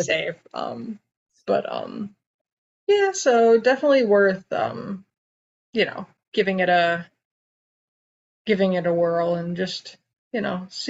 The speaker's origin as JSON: {"language": "English", "country": "United States", "said": "as an American"}